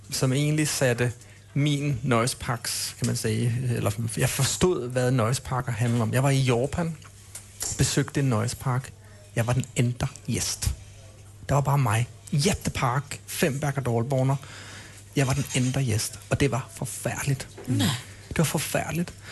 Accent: Denmark; Swedish is a second language; jag, jag, jag är dansk, jag är en gnällig dansk, så är det bara.

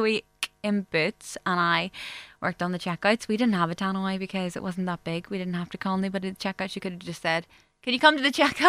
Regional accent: Macclesfield, North West England, United Kingdom; my hometown of Macclesfield.

